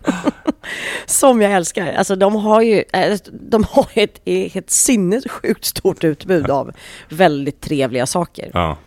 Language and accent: Swedish; Sweden; vi svenskar